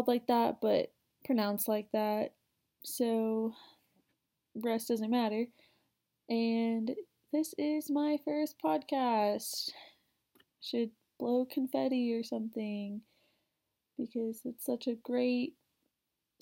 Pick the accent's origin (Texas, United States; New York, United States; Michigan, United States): Texas, United States; Houston; now in Texas, United States; I'm originally from Houston, where, there's millions of people